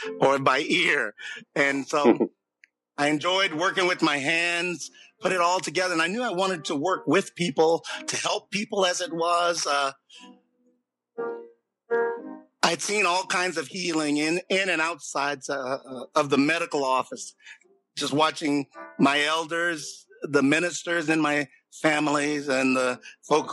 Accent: Burlington, North Carolina, United States; I grew up in Burlington, North Carolina

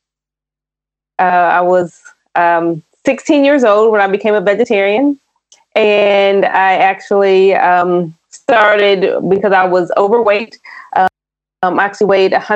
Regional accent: Indiana, United States; also born or lived in Tennessee, United States; now in Bay Area, United States; I grew up in Indiana, but I lived in Tennessee for a while

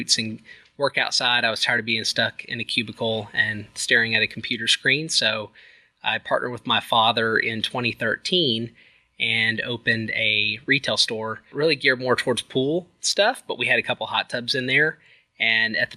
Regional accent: Abilene, Texas, United States; now in Dallas, United States; I am from Abilene, but currently live in the Dallas area

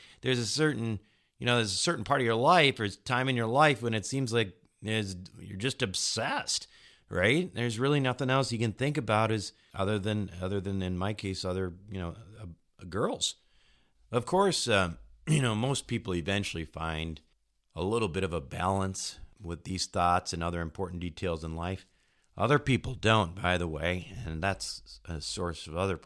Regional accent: Minnesota, United States; When I was a kid growing up in Minnesota

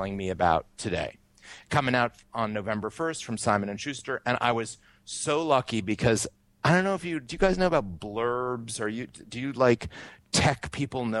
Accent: Brattleboro, Vermont, United States; now in New York City, United States; I was born and brought up in Brattleboro, Vermont

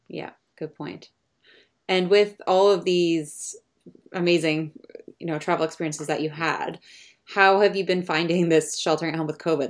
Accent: Canada; also born or lived in London; As a Canadian

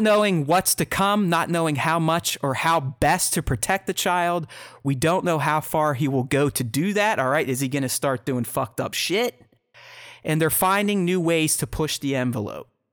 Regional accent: Pittsburgh, Pennsylvania, United States; one of my very good buddies, we grew up together in Pittsburgh

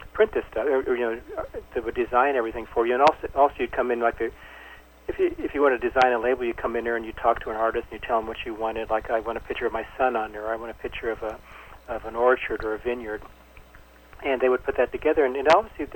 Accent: Placer County, Northern California, United States; I'm from Placer County. It's a little county up in Northern California. My dad raised pears

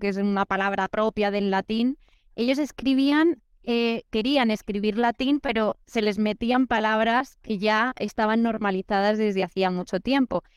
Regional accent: Spain; moved away; soy española, pero estoy viajando en América

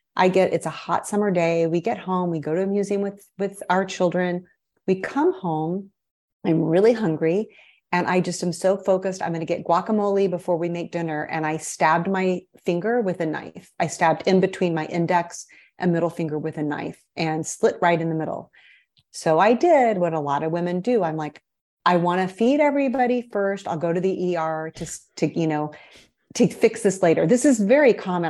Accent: Midwest, United States; moved away as an adult; also born or lived in Brazil / Chicago / Miami Beach; I am a Midwesterner at heart. I was born and raised in the Midwest

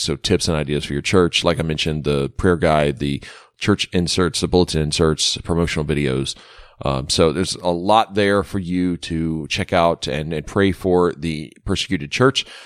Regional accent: Baton Rouge, Louisiana, United States; I was growing up in Baton Rouge

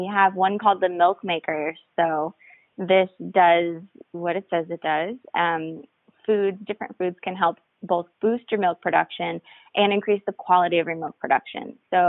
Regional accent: Texas, United States; I came from Texas, but I wish in Texas that I had access to the stuff that I have access to here.

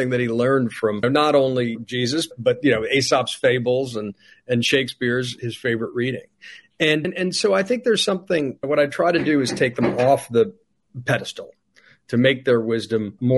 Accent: Charleston, South Carolina, United States; moved away; I grew up partially in South Carolina in Charleston. And when we moved down there in the late 80s, early 90s

